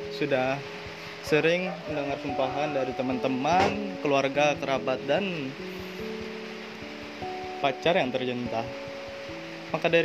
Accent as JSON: {"language": "Indonesian", "region": "South Kalimantan", "country": "Indonesia", "second_language": "Indonesian", "said": "maaf ya bahasa Indonesia gue kurang lancar soalnya gue orang Banjar dan gue kurang fasih berbahasa Indonesia"}